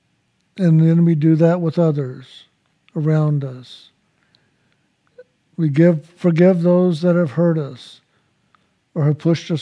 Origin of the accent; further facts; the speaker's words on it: San Antonio, Texas, United States; I was born in San Antonio, Texas